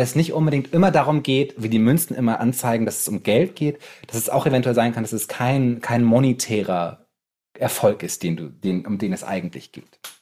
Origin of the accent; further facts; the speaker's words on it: Bremen, Germany; als Bremer